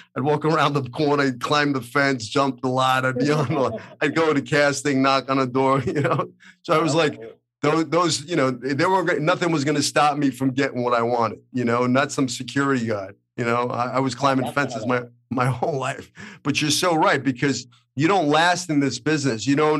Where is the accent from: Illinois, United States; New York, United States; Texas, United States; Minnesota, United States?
New York, United States; Brooklyn; now in Los Angeles, United States; I think growing up in Brooklyn gives you something that, you know, an edge on the other, you know, it's like, listen, if I could survive the streets of Brooklyn, Hollywood was no big deal.